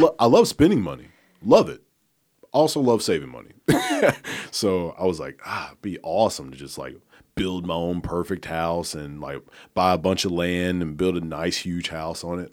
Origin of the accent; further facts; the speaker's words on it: Oneonta, Alabama, United States; moved away as an adult; now in Memphis, United States; I'm from Oneonta, Alabama